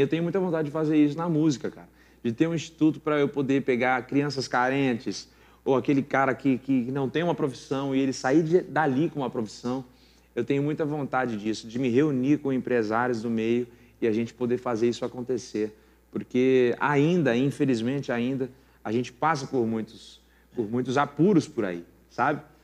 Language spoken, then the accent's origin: Portuguese; São Paulo, Brazil; now in Mogi das Cruzes, Brazil; sou paulista, nasci no Ibirapuera, só que moro há muitos anos em Mogi, então me considero mogiano